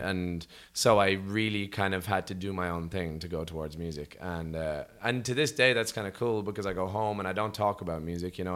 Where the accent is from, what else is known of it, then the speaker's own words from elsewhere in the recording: Rathcoole, Leinster, Ireland; from Rathcool in Dublin and Ireland